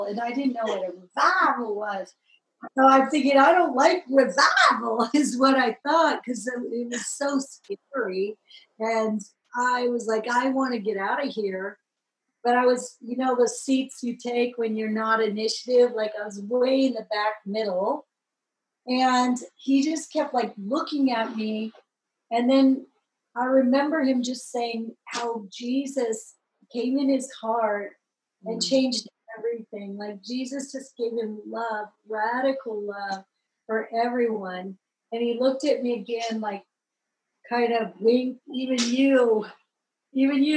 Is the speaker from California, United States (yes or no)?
yes; Laguna Beach, California, United States; I grew up in Laguna Beach, you know, as a surfer, and grew up on a private beach and a private cove